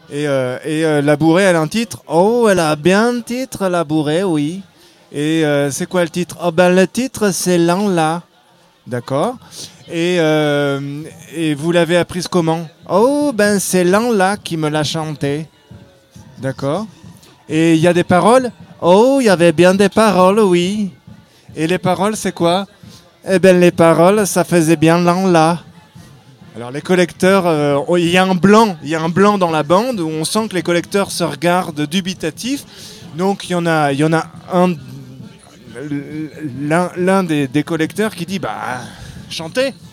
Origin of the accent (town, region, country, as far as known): Auvergne-Rhône-Alpes, France